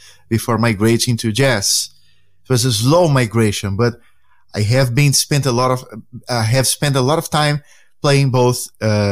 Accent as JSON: {"language": "English", "town": "Santos", "region": "São Paulo", "country": "Brazil", "tie": "born or raised there", "second_language": "English", "moved": "yes", "said": "Ponta da Praia is the neighborhood where I grown up as a kid."}